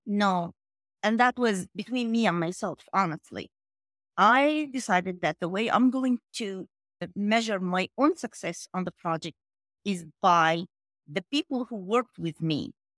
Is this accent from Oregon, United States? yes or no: no; New York, United States; also born or lived in Egypt; I'm from New York